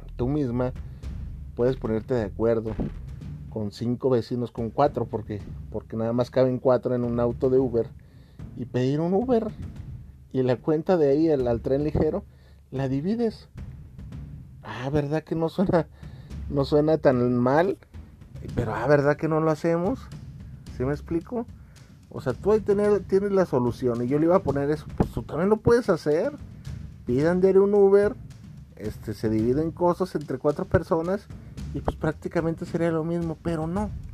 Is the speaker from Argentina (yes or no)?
no; Mexico; aquí en mi país